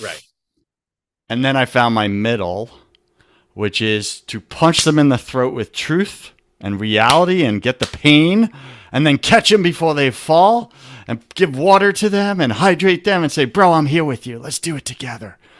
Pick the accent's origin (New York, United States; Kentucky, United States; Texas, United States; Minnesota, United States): New York, United States; I'm from New York